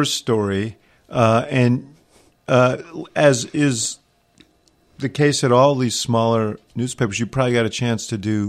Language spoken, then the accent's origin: English; Chicago, Illinois, United States; As a Chicagoan